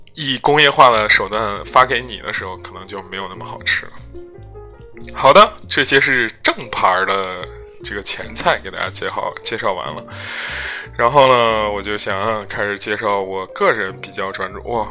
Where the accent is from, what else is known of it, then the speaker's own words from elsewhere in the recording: Henan, China; 我们河南人，可能的味觉，记忆很简单，就是咸